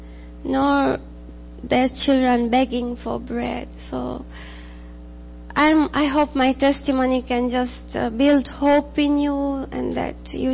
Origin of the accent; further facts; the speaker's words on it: Tanzania; moved away as an adult; now in United States; I'm from Tanzania